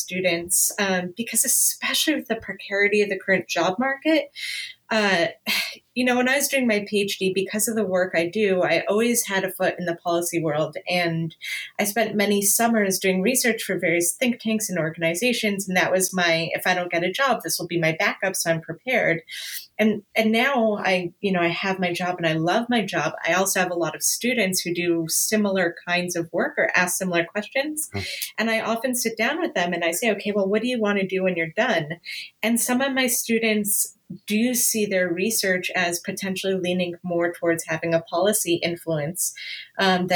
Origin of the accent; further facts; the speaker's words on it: Canada; now in Los Angeles, United States; I'm Canadian, even though I live